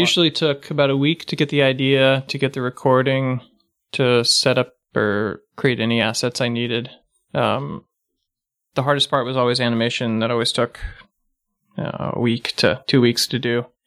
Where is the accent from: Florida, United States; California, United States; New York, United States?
California, United States; Pasadena; also born or lived in San Francisco / Los Angeles; I actually grew up in, uh, Pasadena